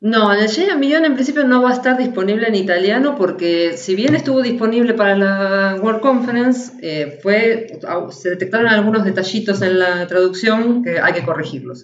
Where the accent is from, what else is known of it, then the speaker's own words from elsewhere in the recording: Argentina; moved away; Nosotros también escuchábamos los parchís cuando éramos chicos en Argentina.